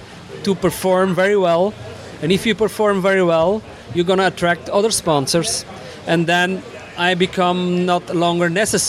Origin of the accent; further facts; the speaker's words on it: Belgium; English is a second language; I'm …. I'm from Belgium, born and raised, but traveled all over the world